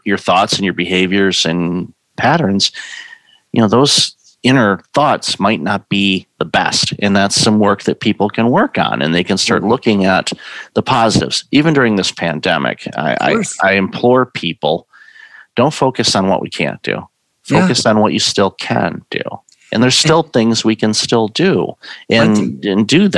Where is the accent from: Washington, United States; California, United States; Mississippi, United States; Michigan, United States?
Michigan, United States; Detroit; moved away; I'm originally from Detroit